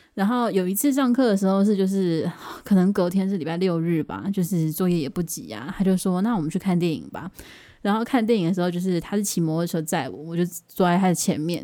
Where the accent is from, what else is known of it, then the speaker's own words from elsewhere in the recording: Taoyuan, Taiwan; also born or lived in Taipei; 当时是我家要从台北搬到桃园的过渡期